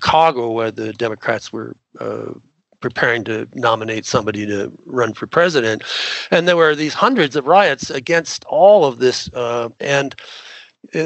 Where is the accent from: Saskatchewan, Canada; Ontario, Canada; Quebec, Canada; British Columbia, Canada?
Ontario, Canada; Southern; moved away as an adult; also born or lived in Pennsylvania, United States; now in United States; I was raised in Southern Ontario in Canada